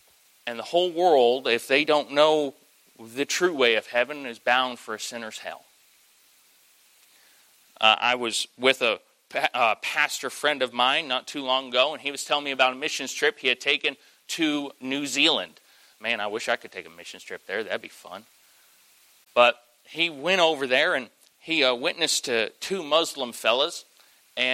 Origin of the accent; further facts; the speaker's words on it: Southern United States, United States; I'm in Yankee territory, but tell me there's somebody in here who knows what a glory lap is. Hey, I'm from South.